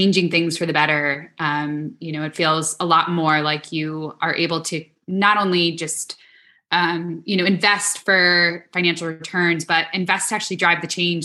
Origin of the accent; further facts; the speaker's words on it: New York, United States; I am born and raised in New York.